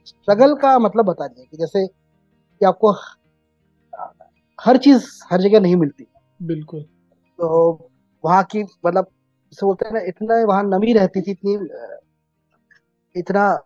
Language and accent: Hindi; Jaipur, Rajasthan, India; also born or lived in Jamnagar; बाद से हम हमारे होम टाउन मेरे गृहनगर जयपुर में है तो उन्नीस से लेकर 2023